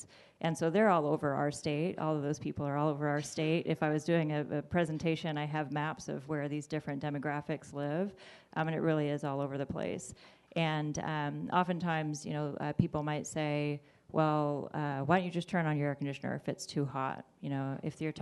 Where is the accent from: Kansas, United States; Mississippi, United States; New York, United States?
Kansas, United States; Great Bend; also born or lived in Lawrence, Kansas; I grew up in Great Bend